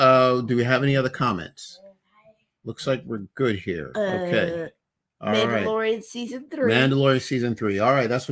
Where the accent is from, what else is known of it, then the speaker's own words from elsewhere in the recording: New York, United States; I'm from New York. So whenever I see, you know, a representation of New York, you know, I get a little